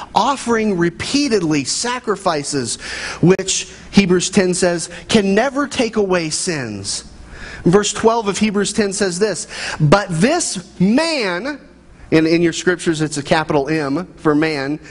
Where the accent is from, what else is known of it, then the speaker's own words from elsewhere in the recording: Midwest, United States; I grew up in the American family in the Midwest